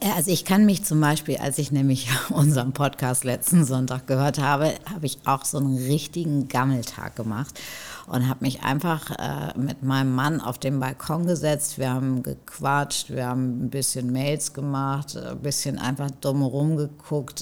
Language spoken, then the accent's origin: German; North Rhine-Westphalia, Germany; now in Hamburg, Germany; ich bin ja auch in, in NRW groß geworden